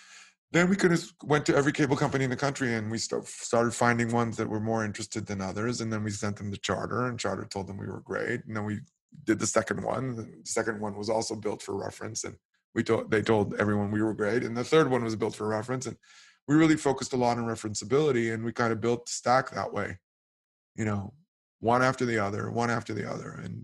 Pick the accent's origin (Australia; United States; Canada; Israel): Israel; Mezu means cash in Hebrew. Actually, it's the first two syllables of the word cash. Obviously, I'm from Israel.